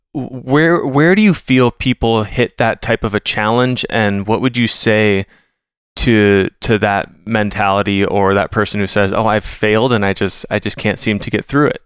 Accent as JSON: {"language": "English", "region": "Minnesota", "country": "United States", "said": "I'm a Minnesotan"}